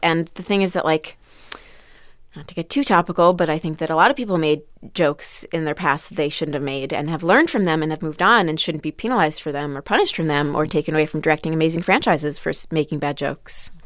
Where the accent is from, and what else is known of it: Florida, United States; born or raised there; also born or lived in Long Island, New York